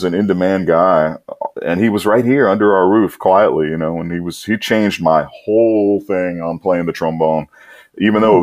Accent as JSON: {"language": "English", "town": "Metairie", "region": "Louisiana", "country": "United States", "tie": "born or raised there", "also_born_or_lived": "New Brunswick, New Jersey", "said": "I was raised out in Metairie, which is not New Orleans"}